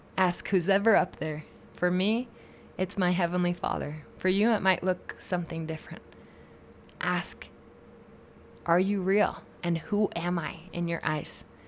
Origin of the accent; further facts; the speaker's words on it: Utah, United States; I'm just from Utah. But really, that is part of who I am. That's part of why I am the way that I am, was where I grew up